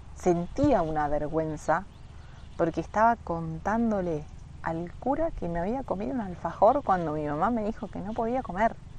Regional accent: Florencio Varela, Buenos Aires Province, Argentina; de primero a sexto yo fui a un colegio que se llama eh, San Juan Bautista, que es como uno de los colegios más conocidos y más caros de eh, Florencio Varela, de donde soy yo.

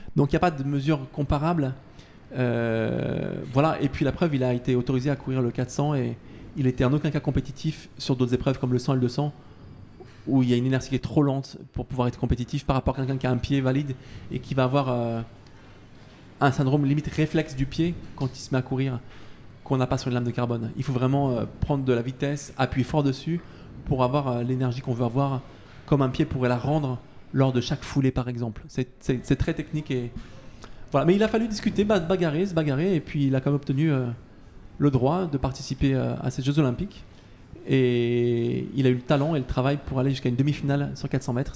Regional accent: Isère, Auvergne-Rhône-Alpes, France; je suis de l'Isère

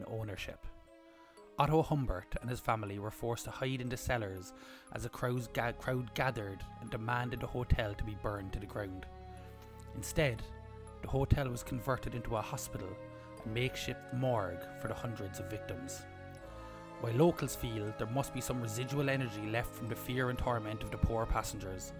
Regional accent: Cobh, Munster, Ireland; We're from Cove

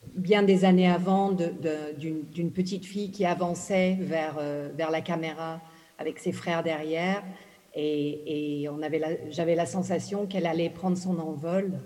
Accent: Ghana; moved away; je suis née au Ghana, j'ai grandi au Ghana

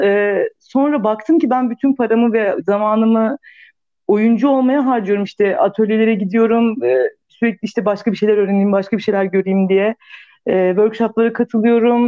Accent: Thrace, Turkey; moved away; Küçük bir şehirde büyüdüm ben işte Trakya'da.

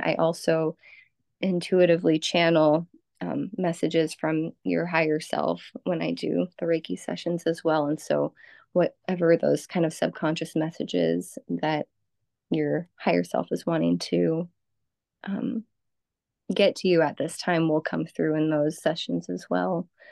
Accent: Los Angeles, California, United States; also born or lived in central Illinois; now in Illinois, United States; I grew up in in Southern California, in the Los Angeles area

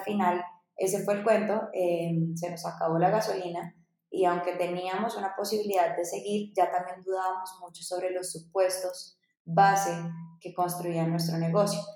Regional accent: Dominican Republic; moved away as an adult; also born or lived in Bogotá, Colombia; yo soy colombiana, nací en Bogotá, pero crecí en República Dominicana, en la playa

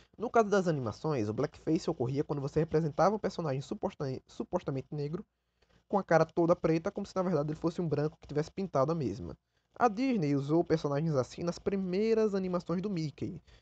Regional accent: Brazil

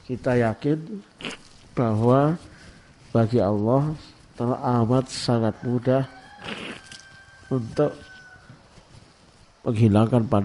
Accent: Jombang, East Java, Indonesia; born there; semalam saya ngecek di kota kelahiran saya di Jombang ada 35 jenazah di rumah sakit RSUD Jombang

